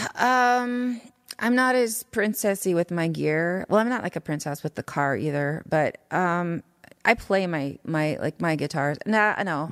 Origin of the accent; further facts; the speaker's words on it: Saskatoon, Saskatchewan, Canada; I grew up in Saskatoon, Saskatchewan